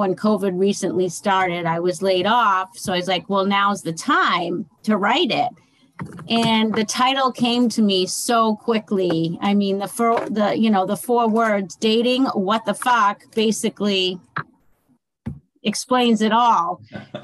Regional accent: Massachusetts, United States; moved away as an adult; now in Fort Myers, United States; I am originally from Massachusetts

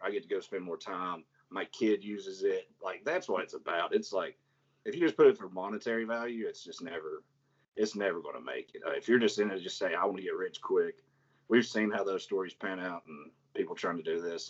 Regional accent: Chattanooga, Tennessee, United States; I'm from Chattanooga

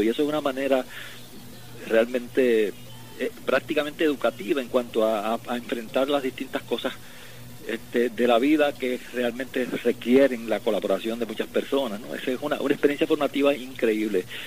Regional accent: Puerto Rico

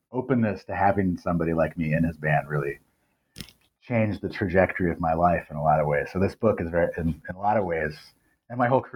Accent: Illinois, United States; also born or lived in Ohio; now in Grinnell, United States; I grew up in Illinois, which is not too far from Iowa

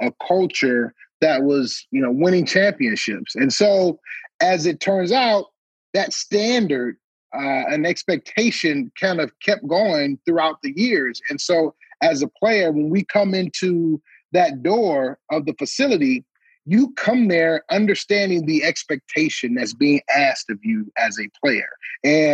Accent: Detroit, Michigan, United States; we were in Detroit, my hometown

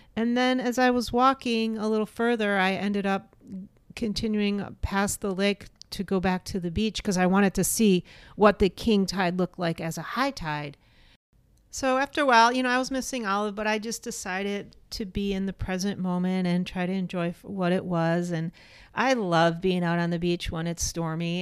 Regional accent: East Coast, United States; moved away; growing up on the East Coast

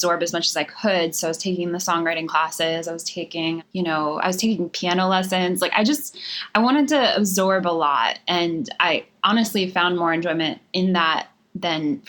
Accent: Harrisburg, Pennsylvania, United States; moved away as an adult; now in Nashville, United States; I was born and raised in Pennsylvania

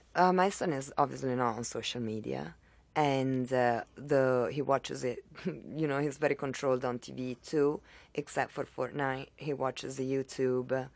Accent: Italy; moved away as an adult; now in Miami, United States; I was raised in Italy and I was in Italy until I was nineteen

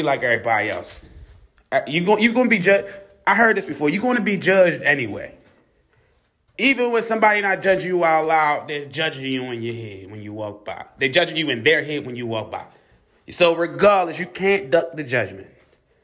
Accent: Baltimore, Maryland, United States; I'm from Baltimore City

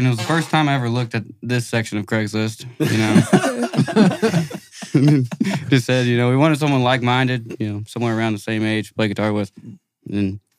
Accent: Southern Indiana, United States; I'm from Southern Indiana.

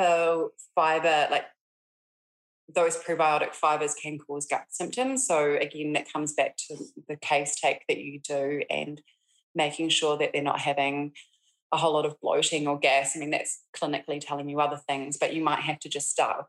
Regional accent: Christchurch, Canterbury, New Zealand; moved away as an adult; also born or lived in Auckland; loss of my hometown

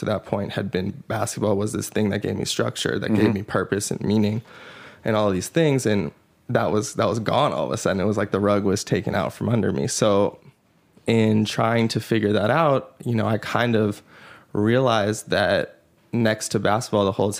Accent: Los Angeles, California, United States; I was born in Los Angeles.

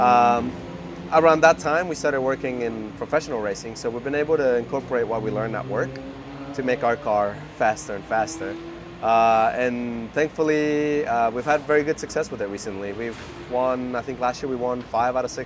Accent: Mexico City, Mexico; also born or lived in Houston, Texas; now in United States; I grew up in Mexico City

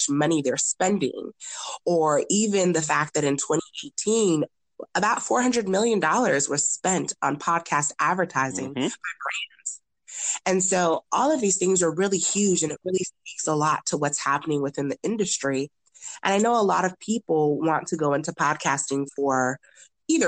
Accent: United States; also born or lived in Nigeria (ancestry); growing up as a first gen Nigerian

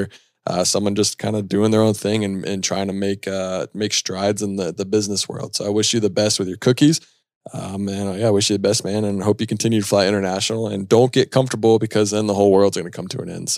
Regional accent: Charlotte, North Carolina, United States; I'm from Charlotte

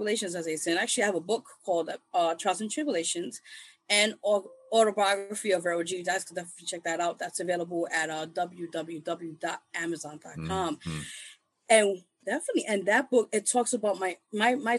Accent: New York City, New York, United States; I start out from being born and raised in the Lower East Side. Those who don't know, that's part of like East Village, Manhattan

